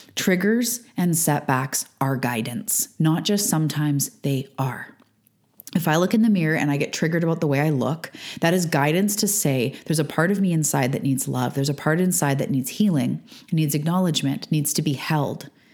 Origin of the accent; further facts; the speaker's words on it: Canada; also born or lived in Vancouver Island, British Columbia; I'm a Canadian living on Vancouver Island on the west coast of Canada